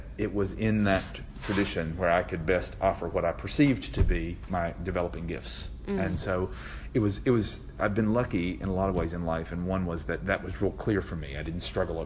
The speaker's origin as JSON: {"language": "English", "region": "Tennessee", "country": "United States", "tie": "born or raised there", "also_born_or_lived": "New Haven, Connecticut", "moved": "as an adult", "said": "I grew up in Tennessee in a small town"}